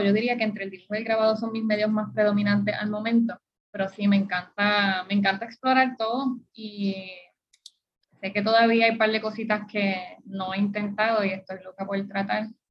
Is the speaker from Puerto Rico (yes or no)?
yes; Puerto Rico; born or raised there